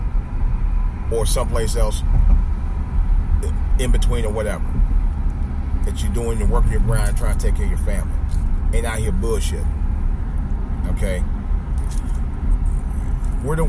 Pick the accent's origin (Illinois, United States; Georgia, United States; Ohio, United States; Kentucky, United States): Ohio, United States; Cleveland; It's really my second hometown, but it's as much my hometown as the entire city of Cleveland itself. East Cleveland